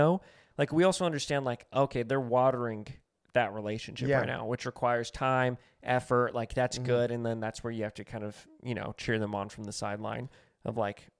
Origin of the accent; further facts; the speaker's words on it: New Mexico, United States; now in Los Angeles, United States; where I'm from New Mexico, a lot of people that I know that I grew up